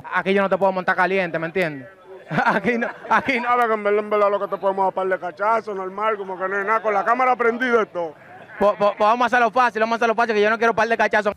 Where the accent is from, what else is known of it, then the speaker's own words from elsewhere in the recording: Santo Domingo, Distrito Nacional, Dominican Republic; also born or lived in Herrera, Santo Domingo Oeste; una gran parte de mi niñez la pasé en Cristo Rey ahí con los tigres, la vaina, los chamaquitos. Me mudé a Herrera y seguí visitando Cristo Rey